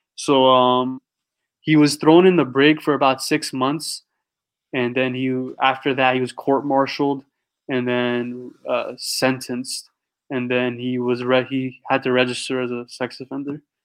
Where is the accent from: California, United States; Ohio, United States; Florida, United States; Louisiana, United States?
California, United States; San Diego; I'm from San Diego